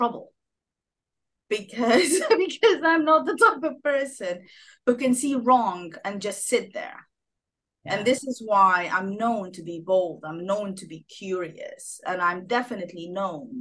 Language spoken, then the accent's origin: English; Sudan; moved away as an adult; also born or lived in Geneva, Switzerland / Egypt / Washington, United States; now in United Kingdom; I'm originally from Sudan. I landed in the UK in 2009 with my British husband.